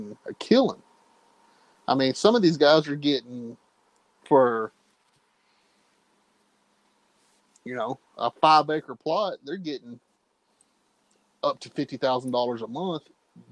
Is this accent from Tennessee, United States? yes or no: no; Texas, United States; as a Texan